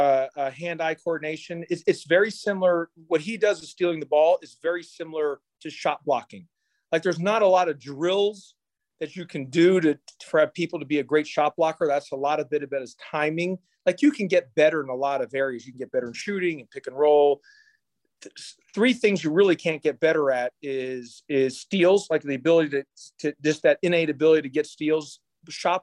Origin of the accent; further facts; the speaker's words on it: Houston, Texas, United States; I grew up in Houston, Texas